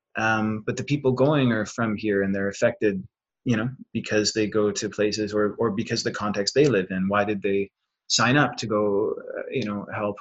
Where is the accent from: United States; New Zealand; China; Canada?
Canada; Ontario; also born or lived in Fredericton, New Brunswick; now in Winnipeg, Canada; from ontario and before this i was just about four years in new brunswick